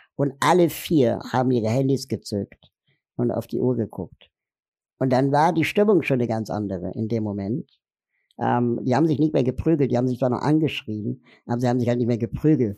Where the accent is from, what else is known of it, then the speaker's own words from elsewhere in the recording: Berlin, Germany; Ich komme aus Berlin, bin 40 Jahre alt